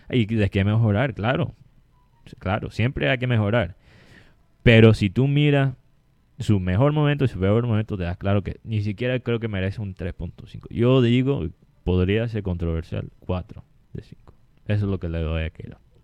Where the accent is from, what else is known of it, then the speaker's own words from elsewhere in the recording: Colombian Caribbean coast, Colombia; nosotros los colombianos, especialmente nosotros los costeños mismos